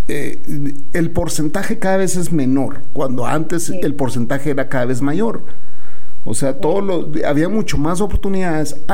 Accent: Puerto Rico; Bueno, nosotros por default, eh, de, todo, yo creo que el resto del mundo piensa que por default el puertorriqueño tiene que, ya tiene que ser bilingüe, ya nacen bilingües, ¿verdad?

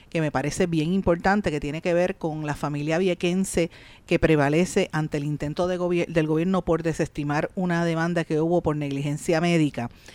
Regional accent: Puerto Rico; lo que somos como puertorriqueños

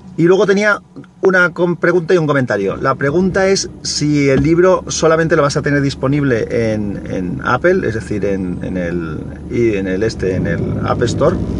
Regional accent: Valencia, Valencian Community, Spain; aquí a Valencia. Entonces, nada, que lo pases muy bien en mi ciudad

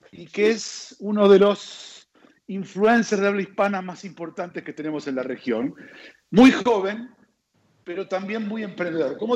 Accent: Argentina; acá los argentinos somos muy futboleros

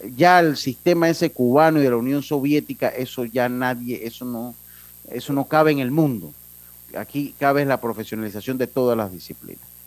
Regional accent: Panama; como buen panameño

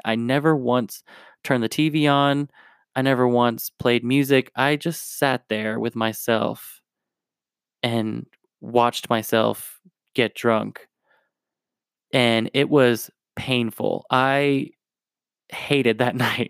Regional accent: New Jersey, United States; also born or lived in Tennessee / Raleigh, North Carolina; now in Denver, United States; I was born in Tennessee, grew up in New Jersey, and I lived in Raleigh, North Carolina for a little bit

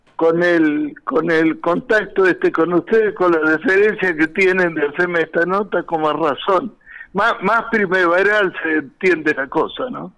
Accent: San Carlos Centro, Santa Fe, Argentina; moved away as an adult; also born or lived in La Falda, Córdoba / Córdoba; now in Villa Carlos Paz, Argentina; era yo representante de Caramelos Leritier, que son de mi pueblo, de San Carlos Centro, Santa Fe

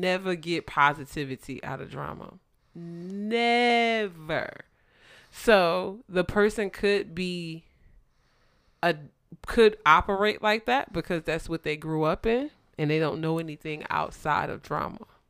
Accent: New Jersey, United States; moved away; I grew up in Jersey, and I'm so happy I grew up in Jersey

